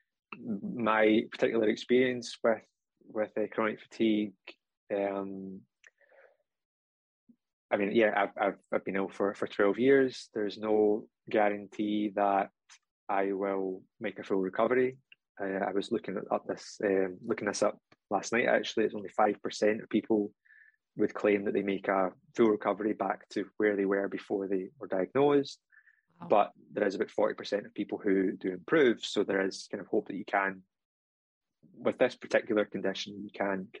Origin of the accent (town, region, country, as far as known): Scotland, United Kingdom